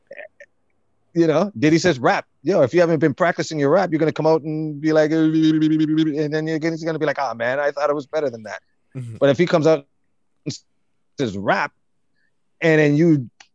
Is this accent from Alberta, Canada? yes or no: no; Toronto, Ontario, Canada; I grew up right like on Markham Road between Eglinton and Lawrence